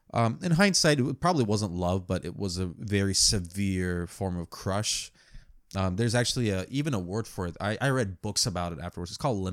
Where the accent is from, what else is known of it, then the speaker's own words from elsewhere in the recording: United States; also born or lived in New York City; I'm an American.